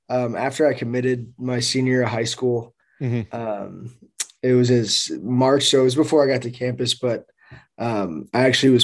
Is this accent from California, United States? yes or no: yes; San Jose, California, United States; moved away as an adult; now in Kansas City, United States; I born and raised in San Jose, California. Still there to this day.